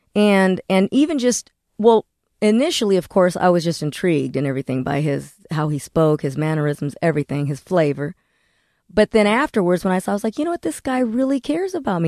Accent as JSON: {"language": "English", "town": "Corona", "region": "California", "country": "United States", "said": "I'm from Corona, California"}